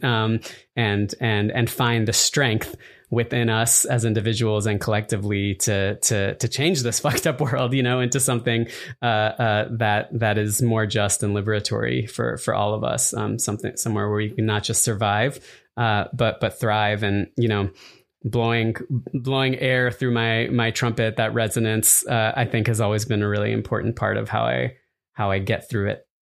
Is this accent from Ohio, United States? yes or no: no; Arizona, United States; moved away; partially growing up in Arizona